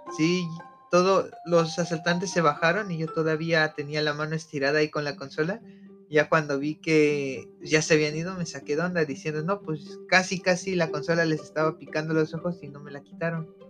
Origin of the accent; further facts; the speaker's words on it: Mexico City, Mexico; moved away; yo vengo de la poderosísima Ciudad de México, allá donde hay mucho de todo.